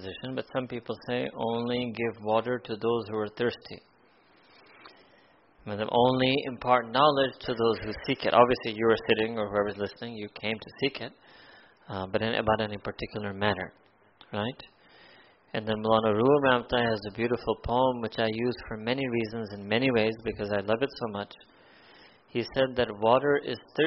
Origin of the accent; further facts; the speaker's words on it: United States; I grew up in America